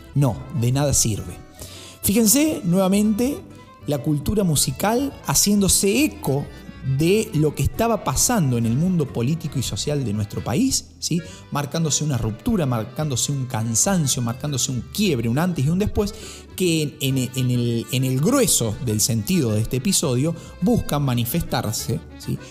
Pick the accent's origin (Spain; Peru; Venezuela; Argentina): Argentina